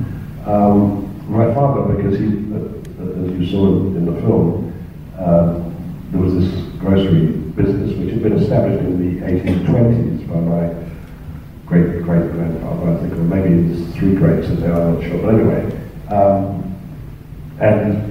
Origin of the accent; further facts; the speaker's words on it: England, United Kingdom; moved away as an adult; now in Australia; I was involved in the Film Society movement of England before coming to Australia